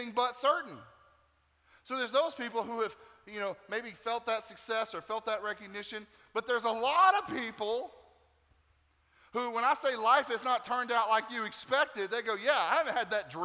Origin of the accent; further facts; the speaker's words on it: Nashville, Tennessee, United States; now in Tampa, United States; I'm originally from Nashville, Tennessee